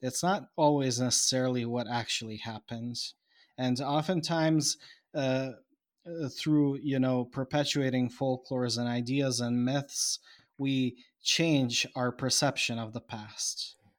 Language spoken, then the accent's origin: English; Bosnia & Herzegovina; I am now from Bosnia